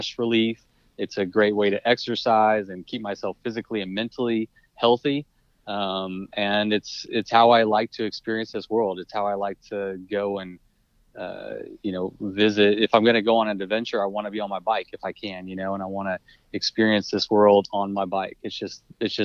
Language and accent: English; College Station, Texas, United States; I am from College Station, Texas. So yeah. I haven't left